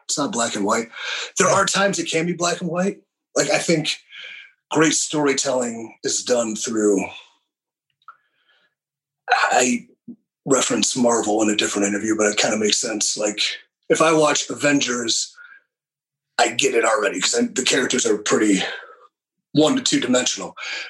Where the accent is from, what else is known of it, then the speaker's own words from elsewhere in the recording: Willoughby, Ohio, United States; East of it, Willoughby.